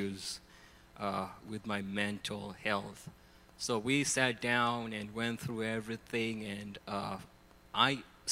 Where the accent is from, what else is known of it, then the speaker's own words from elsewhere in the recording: Kenya; moved away as an adult; now in United States; So I'm from Kenya, East Africa. I've been in the U.S. for the past 14 years